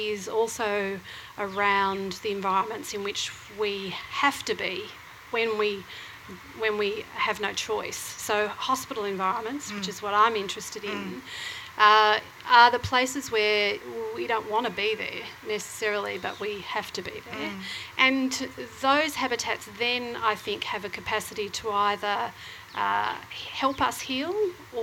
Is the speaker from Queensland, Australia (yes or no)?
no; Croydon, Victoria, Australia; moved away as an adult; now in Northcote, Australia; I actually grew up out in Croydon.